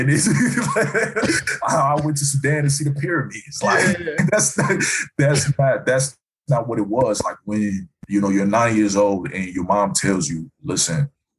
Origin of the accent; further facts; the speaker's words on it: Ghana; So the thing is, I came from Ghana where they were using the CD.